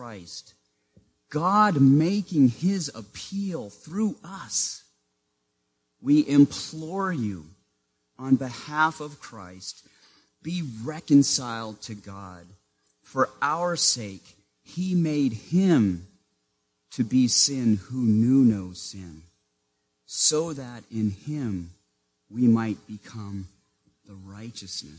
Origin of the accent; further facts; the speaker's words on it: Maine, United States; Growing up in Maine, in the small town where I lived, I was what the school district called a walker